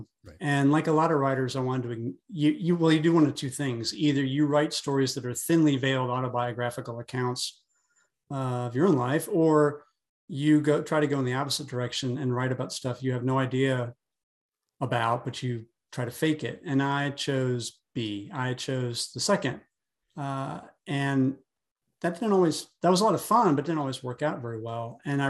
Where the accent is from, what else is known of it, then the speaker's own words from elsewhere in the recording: North Carolina, United States; also born or lived in Atlanta; And I grew up in North Carolina. I was born in Asheboro, moved to Morganton, lived in Winston-Salem, lived in Asheville.